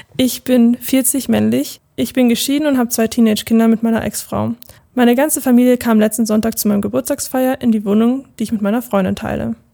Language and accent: German; near Munich, Bavaria, Germany; komme aus der Nähe von München